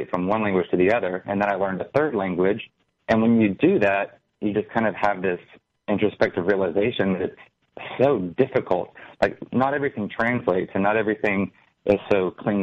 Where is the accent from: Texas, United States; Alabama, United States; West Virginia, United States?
Alabama, United States; I've always lived in Alabama, the land of cotton